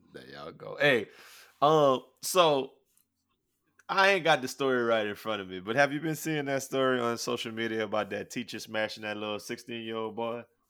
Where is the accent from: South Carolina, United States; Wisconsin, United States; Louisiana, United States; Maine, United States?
Louisiana, United States; I'm from Louisiana. I'm from Louisiana